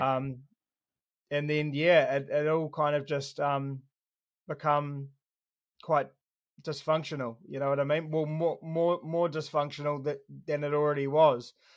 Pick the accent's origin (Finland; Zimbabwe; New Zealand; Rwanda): New Zealand; Christchurch, Canterbury; I was born in Christchurch, um, Burwood Hospital.